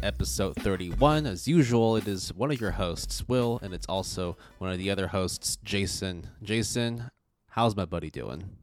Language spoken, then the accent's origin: English; Canada; moved away; also born or lived in United States; growing up in Canada and, like, wa-, and then also going to school in the U S